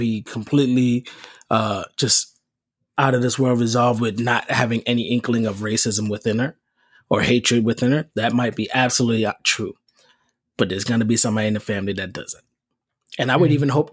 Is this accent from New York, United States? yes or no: yes; New York City, New York, United States; I'm from the Bronx and I didn't start meeting adult white people, like even people of my age, white, until I got to high school. There's no white people in my neighborhood